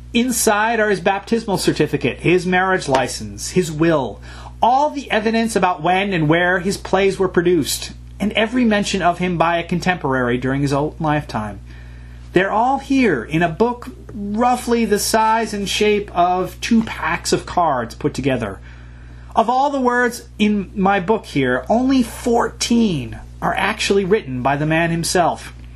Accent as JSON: {"language": "English", "country": "United States", "said": "First off, I'd like to issue an apology for being an American. Sorry, guys. I can't help it. I was born this way."}